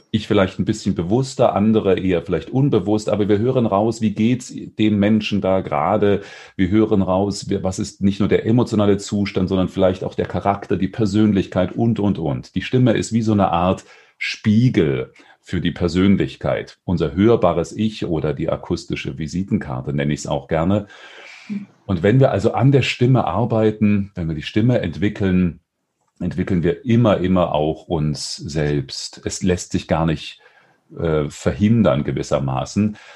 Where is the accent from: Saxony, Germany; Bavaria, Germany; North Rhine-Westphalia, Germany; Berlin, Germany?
Saxony, Germany; Dresden; born there; moved away as an adult; also born or lived in Weimar; now in Stuttgart, Germany; Ich komme aus Stuttgart. Gebürtig zwar aus Dresden, in Weimar habe ich studiert, jetzt seit drei Jahren bin ich im Ländle.